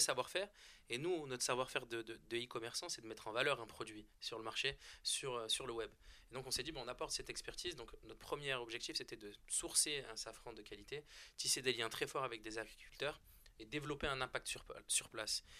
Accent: France; On est français, on est né en France

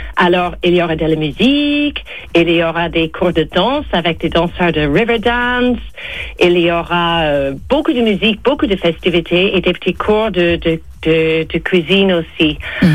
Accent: Ireland; now in France

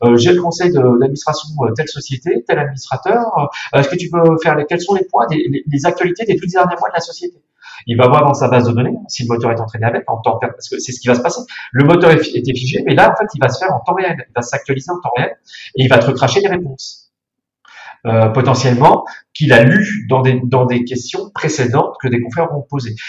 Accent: Burgundy, Bourgogne-Franche-Comté, France; moved away; Je suis bourguignon. Je viens du Morvan

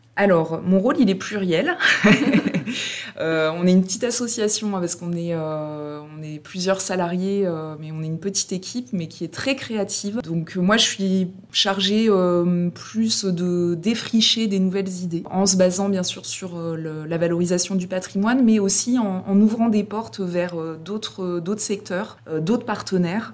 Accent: Combrailles, Auvergne-Rhône-Alpes, France; je suis originaire des Combrailles

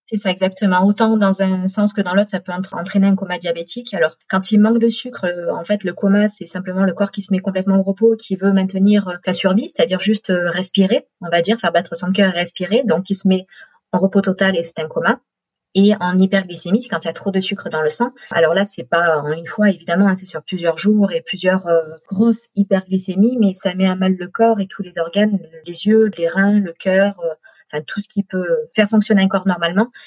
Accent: Marseille, Provence-Alpes-Côte d'Azur, France; moved away as an adult; also born or lived in Brittany; now in Orange, France; Moi, je suis marseillaise et puis on a voulu partir de Marseille. On a fait trois ans en Bretagne, là où Romain est né. Mais le soleil du sud euh, nous manquait, enfin me manquait surtout à moi. Donc on a à une mutation et on a atterri à Orange.

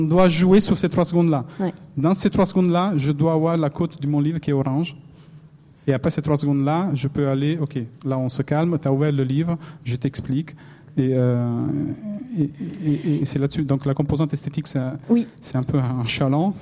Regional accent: Italy; accent: Italian; French is a second language; moved away; mon accent italien

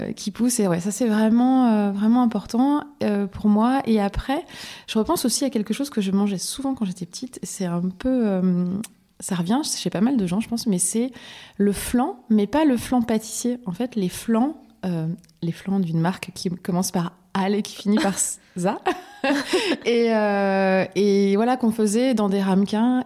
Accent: Lorraine, Grand Est, France; now in Paris region, France; je suis lorraine.

